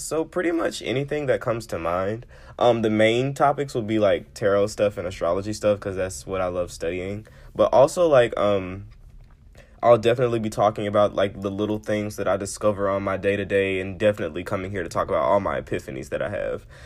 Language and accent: English; Memphis, Tennessee, United States; I am from Memphis